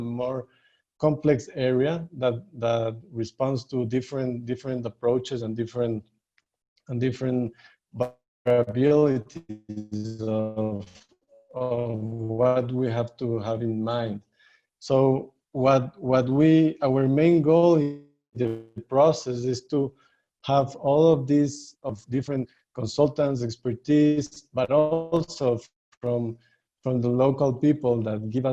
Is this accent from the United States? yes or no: no; Ecuador; I'm from Ecuador